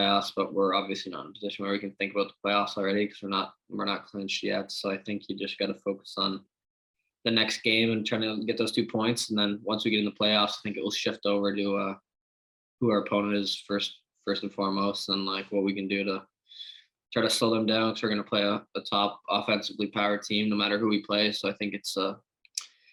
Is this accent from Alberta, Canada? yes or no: no; Port Williams, Nova Scotia, Canada; I'm from Port Williams. It's 3 or 4 minutes from Wolf Hill.